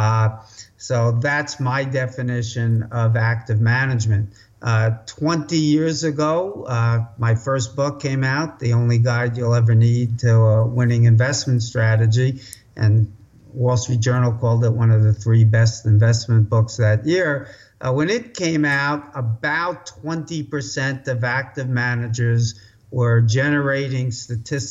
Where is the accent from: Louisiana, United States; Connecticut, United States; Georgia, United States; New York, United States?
New York, United States; New York City; I grew up in New York City, as your guests can probably already tell from that accent. You can take the boy out of the Bronx, but not the Bronx out of the boy